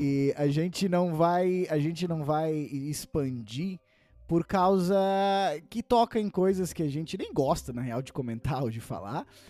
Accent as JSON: {"language": "Portuguese", "region": "interior of Paraná", "country": "Brazil", "tie": "born or raised there", "moved": "yes", "said": "eu tava lá na minha cidade natal, interior do Paraná"}